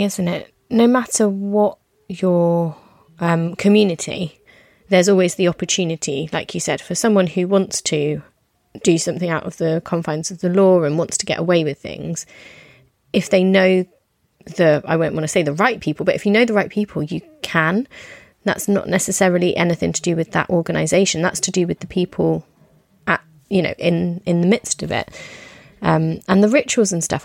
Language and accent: English; United Kingdom; I'm British